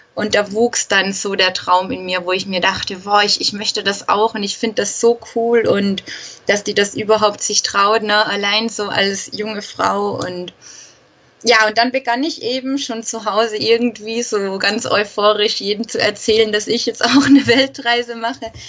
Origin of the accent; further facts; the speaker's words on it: Austria; Ich komme aus Österreich